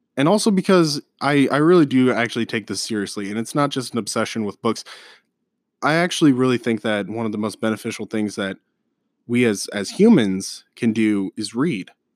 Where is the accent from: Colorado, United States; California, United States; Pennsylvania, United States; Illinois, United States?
Colorado, United States; moved away as an adult; now in Omaha area, Nebraska, United States; I'm from Colorado